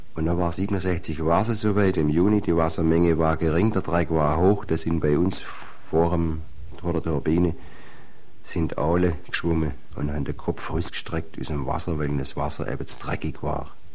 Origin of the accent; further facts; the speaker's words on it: Eichstetten, Baden-Württemberg, Germany; bei uns in Eichstätt